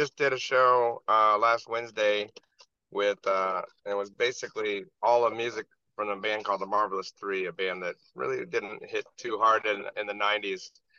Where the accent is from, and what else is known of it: Greeley, Colorado, United States; born or raised there; moved away; also born or lived in Vietnam / Denver, Colorado / Kansas City